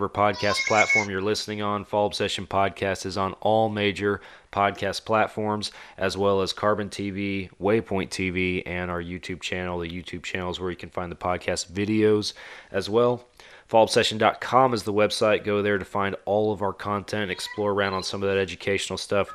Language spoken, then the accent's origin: English; Texas, United States; I'm from Texas